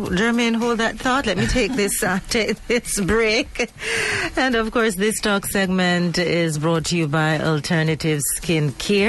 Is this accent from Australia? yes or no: no; Jamaica; But I know for a Jamaican woman